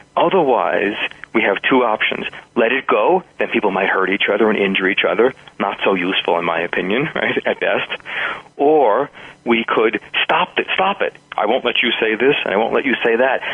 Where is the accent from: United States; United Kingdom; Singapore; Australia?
United States; New York; now in New Mexico, United States; New York, which is my hometown. Some people will hear that in my pace and style and accent